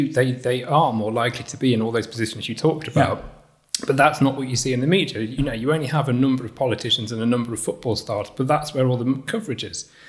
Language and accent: English; Rotherham, Yorkshire and the Humber, United Kingdom; born there; I was born in Rotherham. I was made, but in, I was made in Kirklees.